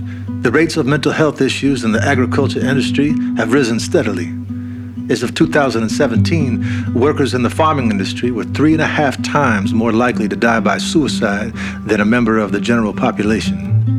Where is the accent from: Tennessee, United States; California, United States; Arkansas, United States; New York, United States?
Arkansas, United States; also born or lived in northern Louisiana; I'm an actor and a musician born and raised in Arkansas. My grandparents farmed in Arkansas for decades.